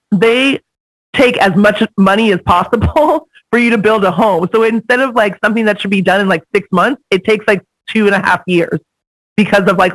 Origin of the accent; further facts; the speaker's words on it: Manhattan Beach, California, United States; also born or lived in Newport News, Virginia / Oklahoma / San Pedro; Yeah, I was born in Newport News, Virginia, and then we moved to Oklahoma to the other military base, and then fortunately we moved to San Pedro and then to Manhattan Beach, and then we stayed.